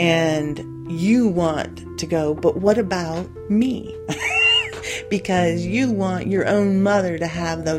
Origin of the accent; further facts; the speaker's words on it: Texas, United States; growing up in Texas and her and I and Dad going out to this huge strawberry field and picking strawberries.